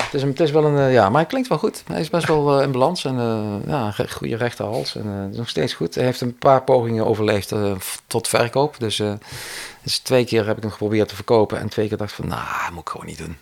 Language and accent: Dutch; Cuijk, North Brabant, Netherlands; ik kom natuurlijk uit Kuik, dus daar had je een muziekschool